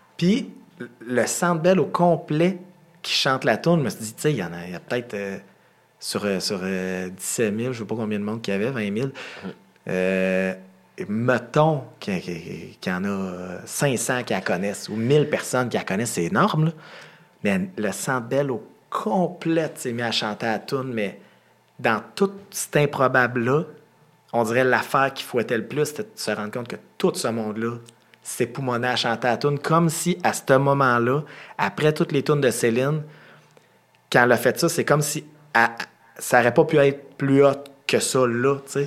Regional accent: Quebec, Canada; on vient du Québec

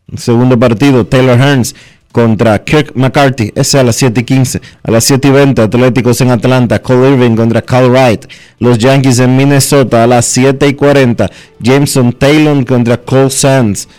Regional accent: Dominican Republic; nosotros como dominicanos

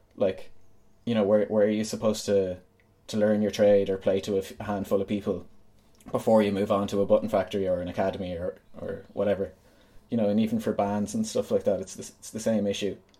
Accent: Galway, Connacht, Ireland; also born or lived in New York / Dublin; I grew up in Galway

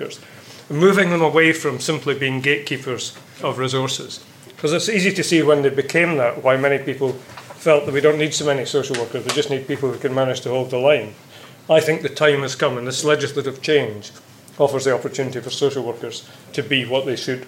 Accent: Scotland, United Kingdom; being Scottish

